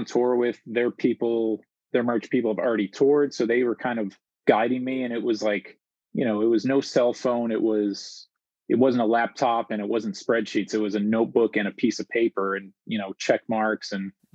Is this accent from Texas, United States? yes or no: no; Chicago, Illinois, United States; born and raised in Chicago